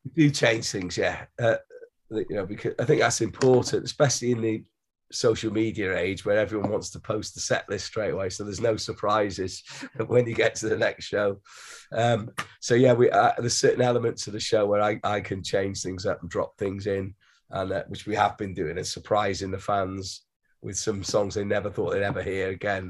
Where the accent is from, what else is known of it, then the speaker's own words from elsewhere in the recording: Wales, United Kingdom; we come from Wales